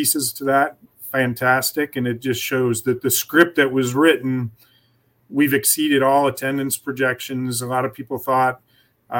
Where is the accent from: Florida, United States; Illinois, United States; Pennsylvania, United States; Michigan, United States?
Pennsylvania, United States; Philadelphia; moved away as an adult; also born or lived in Arizona; now in Toledo, United States; I am from the Philadelphia area